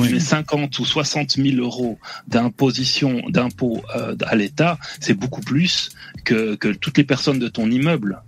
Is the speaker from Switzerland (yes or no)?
yes; Switzerland; je suis suisse, donc je viens, voilà, je suis d'à côté